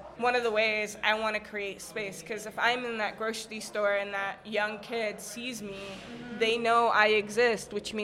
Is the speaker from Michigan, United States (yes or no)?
yes; Dearborn, Michigan, United States; I grew up in Dearborn.